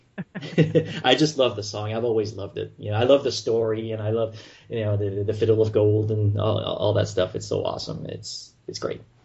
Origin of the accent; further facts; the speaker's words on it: Montreal, Quebec, Canada; accent: French Canadian; moved away as an adult; now in Florida, United States; I'm originally from Montreal, if people haven't heard from my accent, you know, I'm French Canadian, living in Florida now